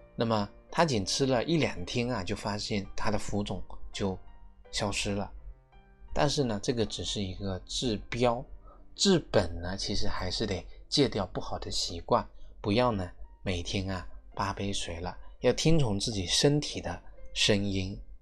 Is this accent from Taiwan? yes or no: no; China; 我们是中国人，我们是中国人的脾胃